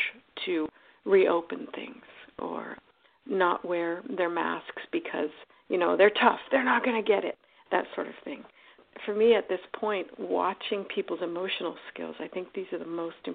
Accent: United States

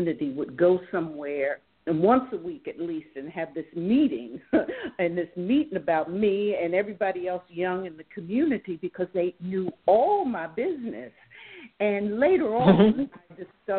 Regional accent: Jersey Shore, New Jersey, United States; now in Detroit, United States; I grew up on the Jersey Shore, loved it.

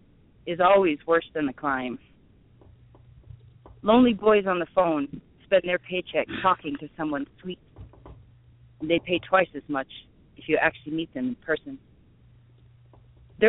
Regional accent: Casper, Wyoming, United States; also born or lived in Milwaukee, Wisconsin; Casper, if you want to call it a city, compared to, like, Milwaukee. But, yes, that's where I'm from

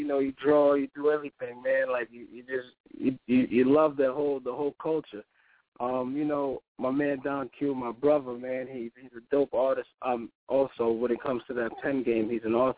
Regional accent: New York, United States; growing up as a New Yorker, listening to Hot 97

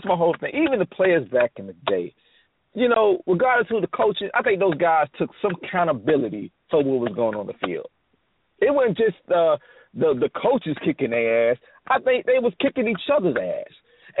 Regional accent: South Florida, United States; I'm from South Florida myself.

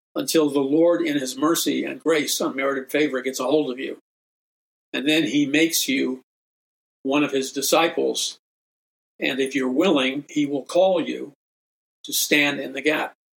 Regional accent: New York City, New York, United States; I grew up in New York City, taking the subways, being in an urban environment

